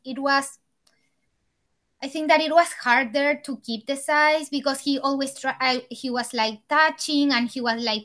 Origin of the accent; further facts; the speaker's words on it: Chile; English is a second language; moved away as an adult; now in Los Angeles, United States; I'm from Chile. I moved to Los Angeles like 4 years ago when Juan was 1 month old